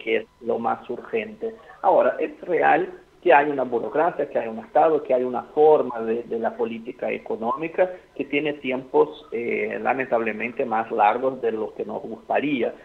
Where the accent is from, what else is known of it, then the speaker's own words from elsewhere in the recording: Brazil; now in Argentina; nosotros como brasileños